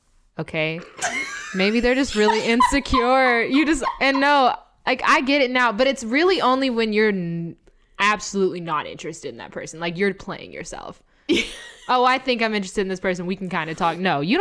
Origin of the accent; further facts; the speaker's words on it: the South, United States; now in New York, United States; You can tell I'm from the South.